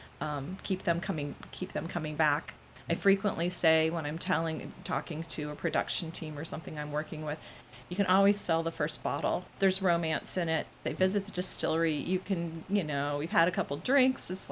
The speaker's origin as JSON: {"language": "English", "region": "Midwest", "country": "United States", "said": "I'm a Midwesterner."}